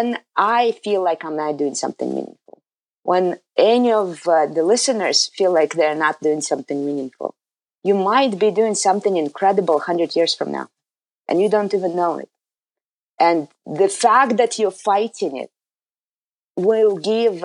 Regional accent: Kazakhstan; moved away as an adult; also born or lived in Soviet Union; now in United States; I come from a history of turbulence where in Kazakhstan, my home country

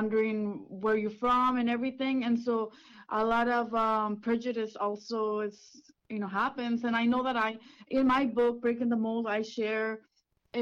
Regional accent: Washington, United States; English is a second language; also born or lived in Watsonville, California / Mexico; now in Los Angeles, United States; I lived there until I was 8, and then we moved to Washington State

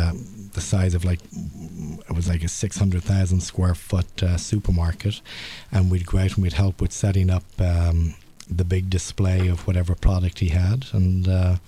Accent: Dublin, Leinster, Ireland; moved away as an adult; also born or lived in Toronto, Canada; now in Montreal, Canada; Originally grew up in Dublin, Ireland. Came over in 1988. Lived in Toronto for about 10 years.

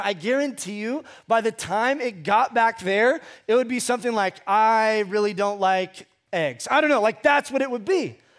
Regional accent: Ventura, California, United States; moved away as an adult; also born or lived in Fresno / Hume Lake; I grew up in Southern California, a place called Ventura

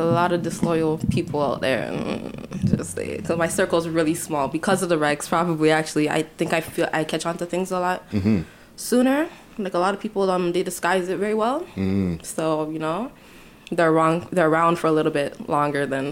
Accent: Toronto, Ontario, Canada; I wasn't born and raised, like, in the hood part mm-hmm. of Rexdale, but I was born and raised in Rexdale

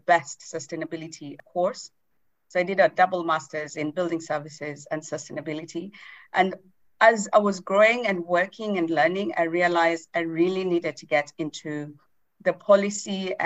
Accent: Nairobi, Kenya; I grew up in Nairobi, Kenya

